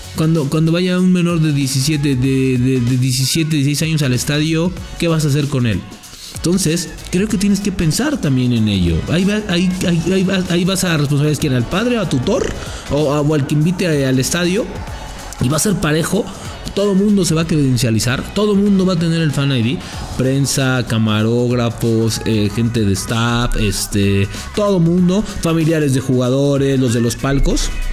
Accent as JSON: {"language": "Spanish", "country": "Mexico", "said": "Así somos los mexicanos, bien desmadrosos, bien dicharacheros"}